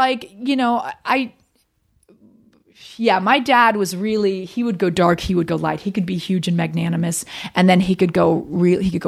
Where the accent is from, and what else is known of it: Winter Park, Florida, United States; born or raised there; moved away as an adult; also born or lived in New York City